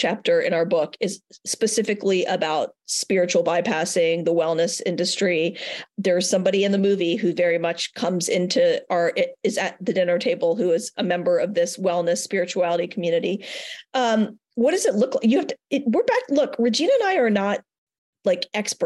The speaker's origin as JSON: {"language": "English", "town": "Richmond", "region": "Virginia", "country": "United States", "tie": "born or raised there", "also_born_or_lived": "Denver", "moved": "yes", "said": "I've just moved back to my hometown of Richmond, Virginia"}